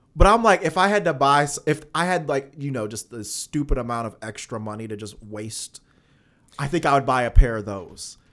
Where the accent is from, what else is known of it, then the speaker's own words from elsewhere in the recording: Alton, Illinois, United States; I'm from Alton, Illinois